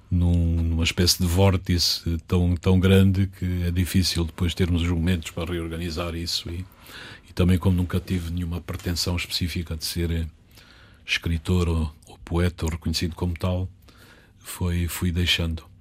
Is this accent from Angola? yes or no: yes; Catabola, Bié, Angola; born there; Na terra onde nasci, em Catabola.